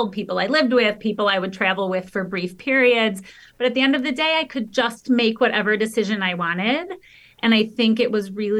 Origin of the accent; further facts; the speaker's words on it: outside of Detroit, Michigan, United States; I grew up outside of Detroit